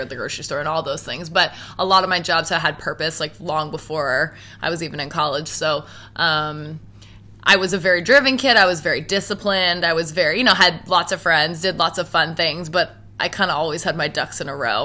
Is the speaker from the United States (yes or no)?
no; Halifax, Nova Scotia, Canada; moved away as an adult; now in Toronto, Canada; I was born and raised in Halifax